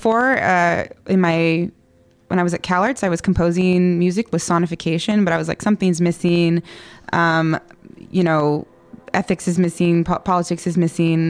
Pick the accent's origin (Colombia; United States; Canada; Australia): United States; California; I was born in California